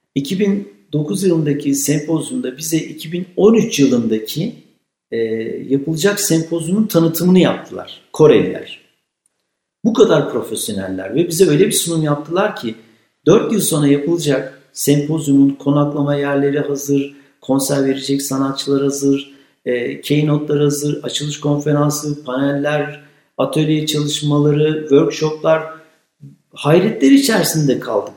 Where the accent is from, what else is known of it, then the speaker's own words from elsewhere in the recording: Kütahya, Turkey; Kütahya gibi e, çok güzel memleketim hiç itirazım yok ama denizimiz, dağımız yok da bizim